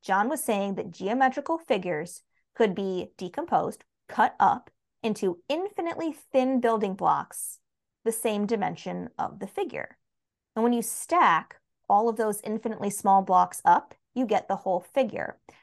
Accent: United States; as an American

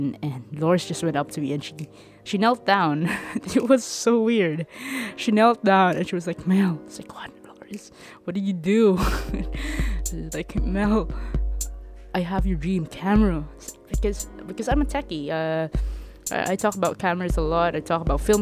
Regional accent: Leyte, Eastern Visayas, Philippines; moved away as an adult; now in Manila, Philippines; I'm from Leyte

